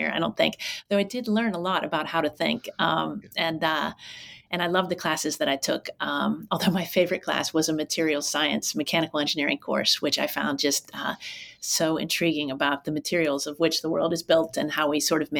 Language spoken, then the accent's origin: English; Pittsburgh, Pennsylvania, United States; moved away as an adult; also born or lived in Durham, North Carolina / Colorado Springs, Colorado / Philadelphia, Pennsylvania / Oakland, California; I grew up not too far from where you are now, in Pittsburgh, Pennsylvania